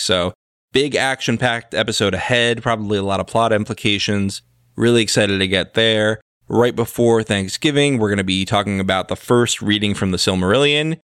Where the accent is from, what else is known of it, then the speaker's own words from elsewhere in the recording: United States; we are American, and as Americans, we are America-centric